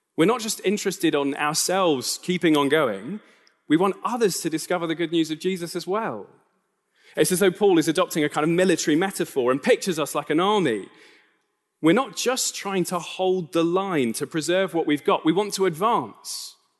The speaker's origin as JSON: {"language": "English", "country": "United Kingdom", "said": "I am a British citizen."}